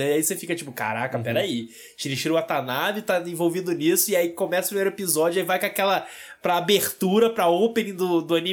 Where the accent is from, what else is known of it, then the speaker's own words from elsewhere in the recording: Brazil; Principalmente porque somos brasileiros.